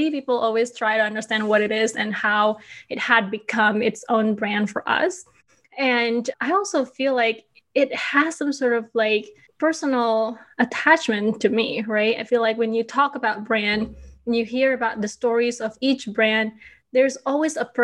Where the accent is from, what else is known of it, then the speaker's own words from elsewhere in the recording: Bali, Indonesia; now in Chicago, United States; But the idea is that my husband and I were thinking, okay, I am from Bali.